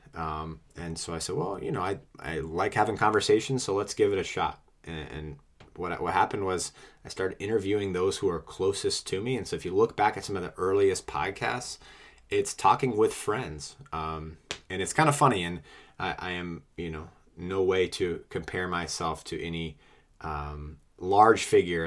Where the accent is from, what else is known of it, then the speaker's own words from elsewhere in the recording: New England, United States; moved away as an adult; also born or lived in Washington, D.C.; I'm originally from New England and moved to D C for work.